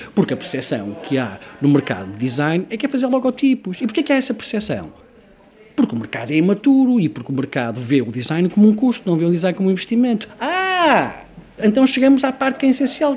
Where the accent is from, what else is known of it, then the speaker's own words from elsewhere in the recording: Porto, Norte, Portugal; also born or lived in Manchester; now in Lisbon, Portugal; sendo eu do Porto